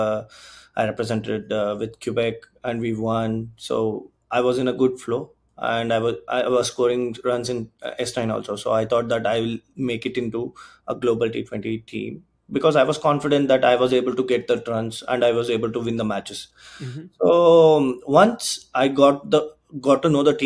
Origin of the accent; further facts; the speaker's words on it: Bangalore, Karnataka, India; now in Canada; I'm from Karnataka, right? So Bangalore